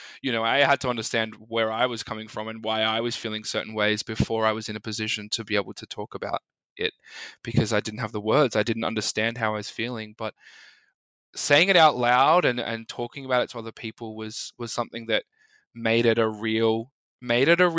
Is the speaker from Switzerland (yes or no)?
no; Melbourne, Victoria, Australia; I'm from Melbourne in Australia, and I'm a musician, performer, and an advocate for body image concerns